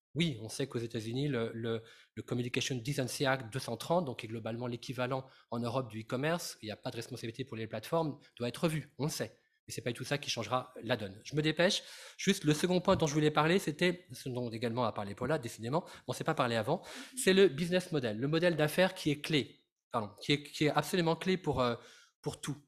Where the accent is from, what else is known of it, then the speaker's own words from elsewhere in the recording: France; je suis français